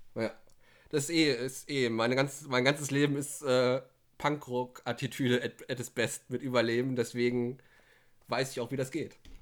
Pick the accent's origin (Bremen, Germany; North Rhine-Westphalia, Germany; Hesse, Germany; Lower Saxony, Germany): North Rhine-Westphalia, Germany; Ruhr area; Ich bin halt sehr Ruhrpott-geprägt, weil das ja auch meine Heimat ist eigentlich